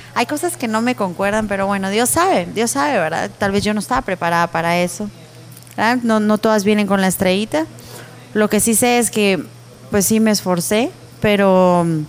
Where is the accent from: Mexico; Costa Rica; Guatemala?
Guatemala; yo amo mi país con todo mi corazón